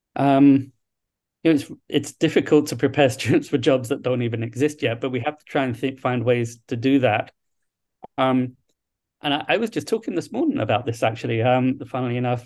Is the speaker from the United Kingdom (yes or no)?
yes; London, United Kingdom; moved away as an adult; also born or lived in Liverpool / Hawaii / Little Rock, Arkansas / Duluth, Minnesota; now in Toledo, United States; I grew up in London, England. So, um, I'm a, I'm a long way from my home